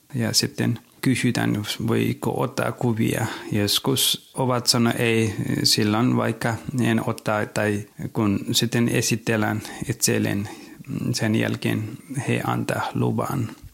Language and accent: Finnish; Nepal; Finnish is a second language; now in Finland; Olin kotoisin Nepalista